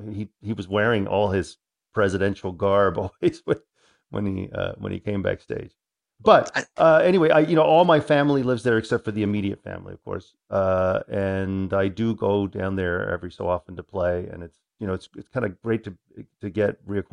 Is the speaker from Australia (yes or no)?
no; Santiago, Santiago Metropolitan, Chile; born there; also born or lived in Boston; I was born in 1964 in Santiago at a tiny, tiny... The last time I was in Santiago with my father, he actually showed me where I was born.